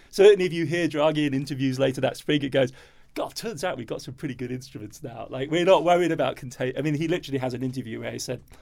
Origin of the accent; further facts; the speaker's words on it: Germany; now in New York, United States; I sound English and I have a UK passport. I grew up in Germany, so I'm in a rather unfortunate